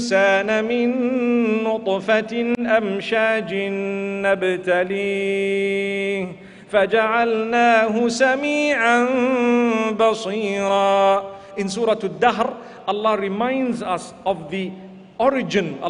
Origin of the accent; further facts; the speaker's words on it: Zimbabwe; I come from Zimbabwe